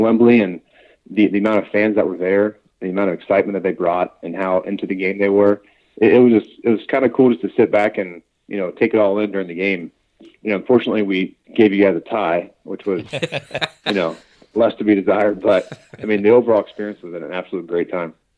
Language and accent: English; Cincinnati, Ohio, United States; We're, we're both from Cincinnati. We were born and raised there